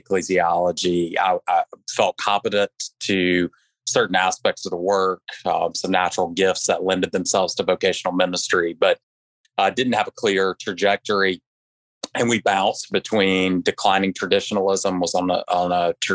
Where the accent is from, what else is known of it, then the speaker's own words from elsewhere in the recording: the Carolinas, United States; I grew up in the Carolinas and was the typical engaged in a Baptist church growing up.